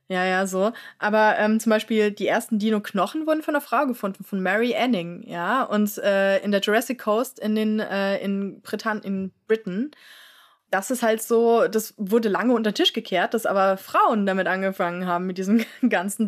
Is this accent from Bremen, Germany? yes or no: no; Frankfurt, Hesse, Germany; ich bin ja in Frankfurt aufgewachsen